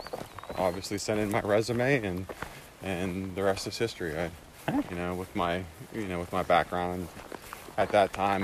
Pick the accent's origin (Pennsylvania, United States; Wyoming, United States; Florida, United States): Pennsylvania, United States; Lloydsville; A little town called Lloydsville, Pennsylvania.